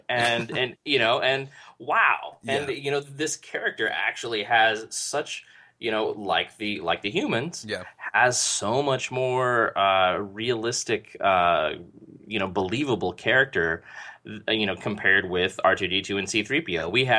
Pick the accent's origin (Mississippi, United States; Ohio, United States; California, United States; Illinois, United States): California, United States; San Diego; Like, I'm from San Diego. We don't have woods there.